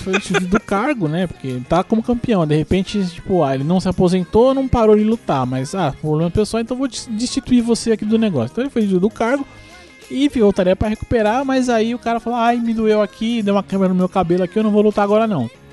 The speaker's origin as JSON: {"language": "Portuguese", "country": "Brazil", "said": "eu sou brasileiro"}